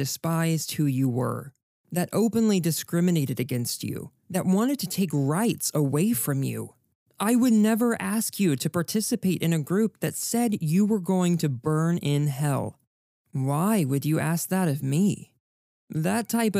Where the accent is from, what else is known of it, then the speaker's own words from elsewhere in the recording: Texas, United States; as a Texan, I was raised to be proud